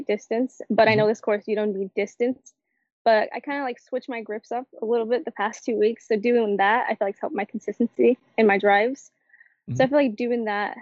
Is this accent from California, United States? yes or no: no; San Antonio, Texas, United States; San Antonio.